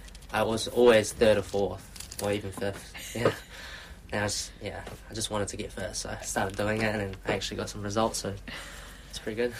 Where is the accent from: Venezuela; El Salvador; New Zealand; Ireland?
New Zealand; Queenstown, Otago; moved away as an adult; also born or lived in Invercargill; now in Auckland, New Zealand; I grew up in Queenstown. I was born in Invercargill, down south. Went to primary school, high school, all in uh, Queenstown as well